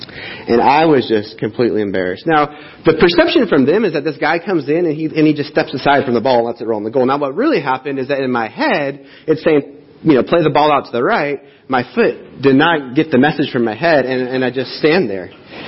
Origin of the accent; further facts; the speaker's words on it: Riverside, United States; Many years ago, I had moved off to college, born and raised in Riverside. I went off to college right out of high school.